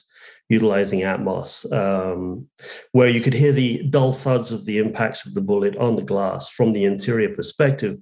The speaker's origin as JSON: {"language": "English", "region": "England", "country": "United Kingdom", "tie": "born or raised there", "moved": "yes", "said": "I was born in England"}